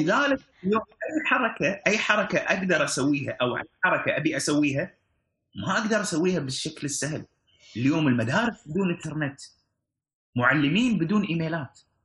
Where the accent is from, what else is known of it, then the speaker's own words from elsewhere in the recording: Kuwait; عندنا في الكويت